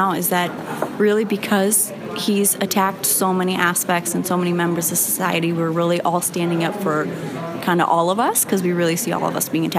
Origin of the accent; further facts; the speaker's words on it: Chicago, Illinois, United States; I'm from Chicago. I'm a student here, and I was born here, but my parents are Iranian immigrants.